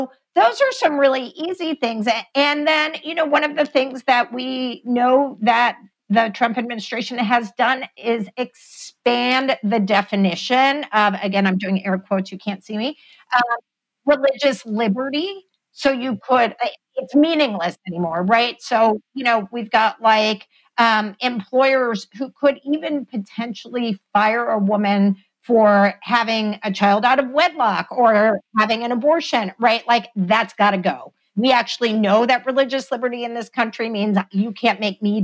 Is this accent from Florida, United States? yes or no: no; Texas, United States; my home state of Texas